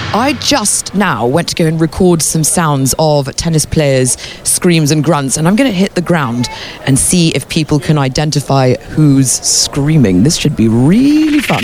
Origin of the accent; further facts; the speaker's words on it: England, United Kingdom; being English